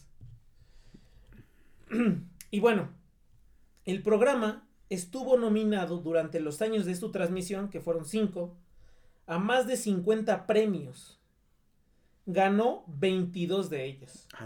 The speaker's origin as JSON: {"language": "Spanish", "country": "Mexico", "said": "los que somos de México"}